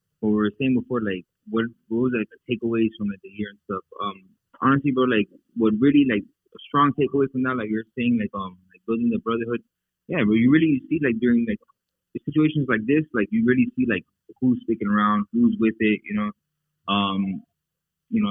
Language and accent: English; Miami, Florida, United States; I'm a Miami boy. I wasn't raised with this culture